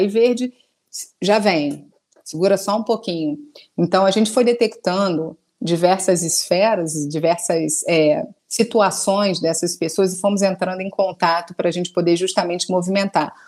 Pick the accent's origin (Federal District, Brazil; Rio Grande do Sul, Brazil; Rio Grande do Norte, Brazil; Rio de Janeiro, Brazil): Rio de Janeiro, Brazil; sou carioca